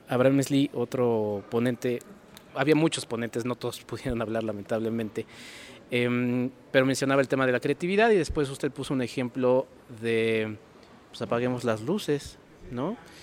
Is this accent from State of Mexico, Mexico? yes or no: no; Mexico City, Mexico; Ciudad de México, de donde vengo